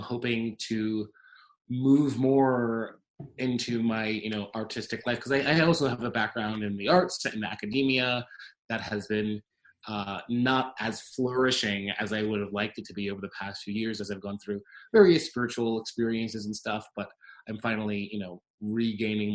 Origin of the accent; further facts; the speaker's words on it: New York City, New York, United States; I'm a dude from Queens, 33 years old.